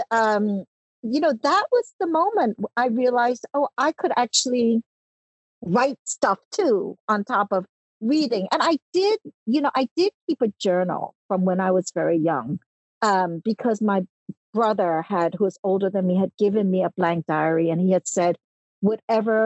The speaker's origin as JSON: {"language": "English", "town": "New York City", "region": "New York", "country": "United States", "tie": "born or raised there", "also_born_or_lived": "Hong Kong", "second_language": "English", "said": "We moved from Hong Kong to the US when I was 5 years old, and we were just really, really poor. We were working class poor immigrants. And I lived in an apartment in Brooklyn"}